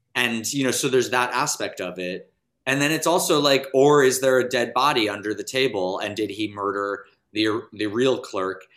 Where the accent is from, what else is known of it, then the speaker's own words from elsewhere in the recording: New York City, New York, United States; I'm from New York City